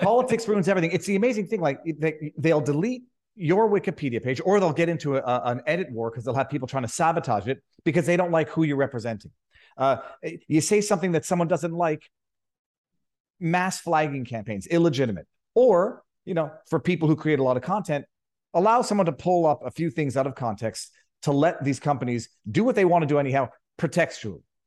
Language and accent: English; Canada; moved away as an adult; now in Florida, United States; the mountainous freezing cold that we're used to in Canada